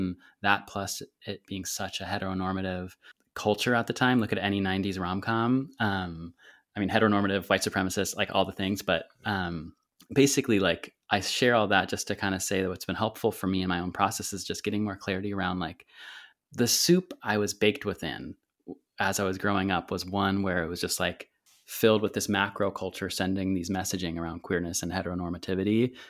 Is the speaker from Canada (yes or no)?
no; Santa Cruz, California, United States; oh, that must have been like a breeze growing up in Santa Cruz.